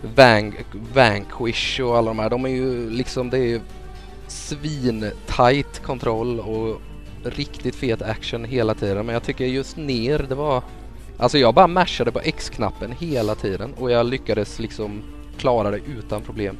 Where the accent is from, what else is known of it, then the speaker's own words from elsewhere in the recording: Småland, Sweden; Jag är ju smålänning